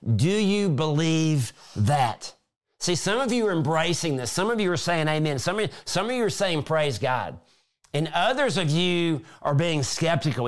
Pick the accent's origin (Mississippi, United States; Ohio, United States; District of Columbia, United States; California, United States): Mississippi, United States; South; when I was a kid growing up in South Mississippi